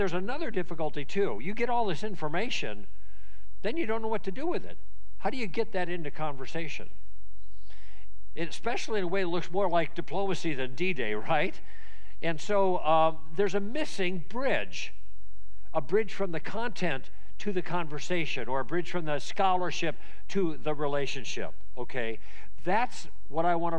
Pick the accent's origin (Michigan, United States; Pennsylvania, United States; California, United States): California, United States; Southern; I'm from Southern California